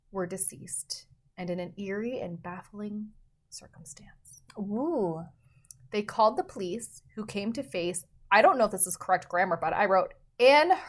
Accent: Canada

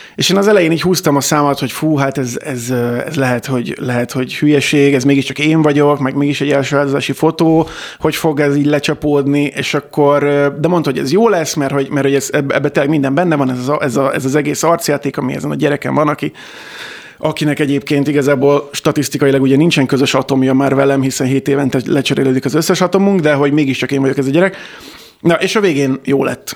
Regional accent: Kecskemét, Bács-Kiskun, Hungary; én Kecskeméten születtem, és ott is nőttem fel

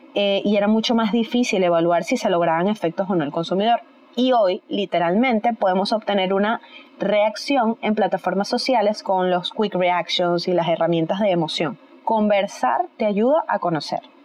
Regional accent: Venezuela; en mi país, Venezuela

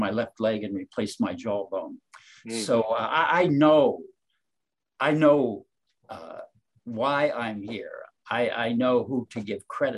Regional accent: Ohio, United States; moved away; also born or lived in Los Angeles; I was born and raised in Ohio

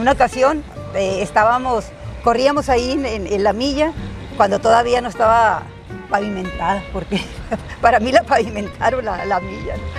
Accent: Huatabampo, Sonora, Mexico; Y fue en Guatabampo, en mi tierra

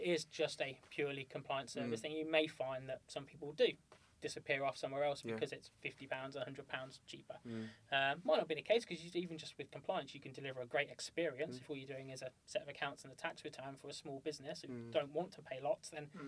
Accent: United Kingdom; we're British

